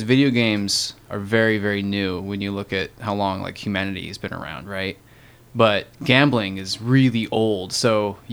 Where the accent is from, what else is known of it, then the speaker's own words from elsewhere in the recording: Illinois, United States; I grew up in Illinois